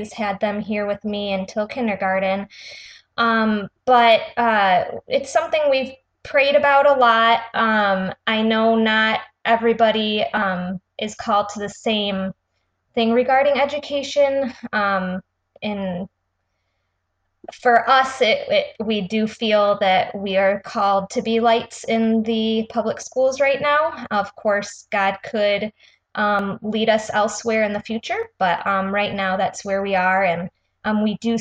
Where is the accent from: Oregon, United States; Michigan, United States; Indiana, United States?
Michigan, United States; Rochester; we are from Rochester, Michigan